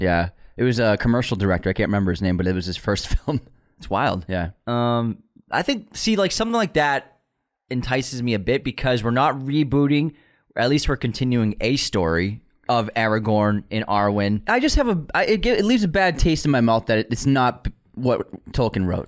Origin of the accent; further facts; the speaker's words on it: United States; I'm American